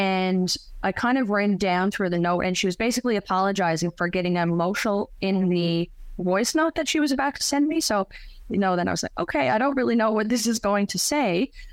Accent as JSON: {"language": "English", "town": "St. Philip's", "region": "Newfoundland and Labrador", "country": "Canada", "tie": "born or raised there", "lives_now": "St. John's, Canada", "said": "born and raised in St. Philip's, now living in downtown St. John's."}